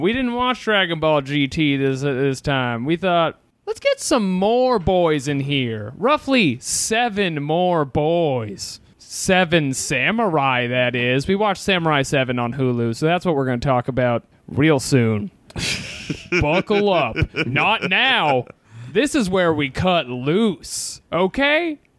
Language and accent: English; Massachusetts, United States; I'm from Massachusetts.